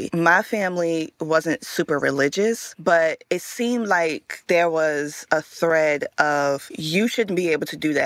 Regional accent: Richmond, Virginia, United States; Growing up in Richmond, Virginia

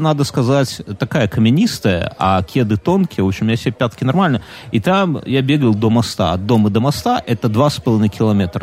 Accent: Belarus; я же белорус

